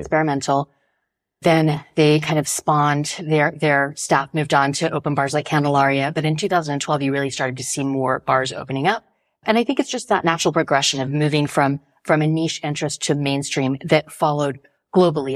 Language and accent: English; United States; now in Paris, France; being an American in France